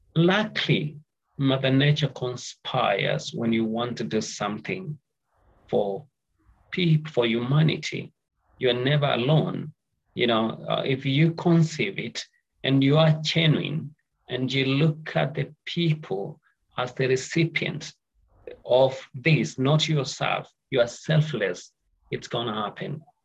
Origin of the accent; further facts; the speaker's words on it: Nairobi, Kenya; I come from Kenya, Nairobi